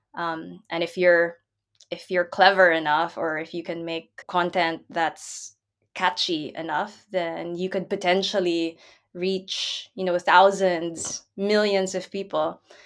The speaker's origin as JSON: {"language": "English", "country": "Philippines", "tie": "born or raised there", "moved": "yes", "lives_now": "Netherlands", "said": "I'm from the Philippines, so I did grow up with, you know, floodwaters rising up around me"}